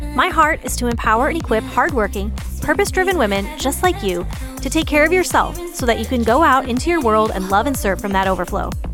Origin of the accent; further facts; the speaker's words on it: Michigan, United States; moved away; I grew up in Michigan